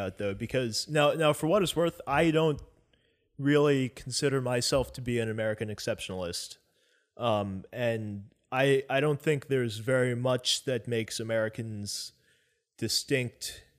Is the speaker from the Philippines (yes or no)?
yes; Philippines; I'm Filipino. My mom is from the Philippines.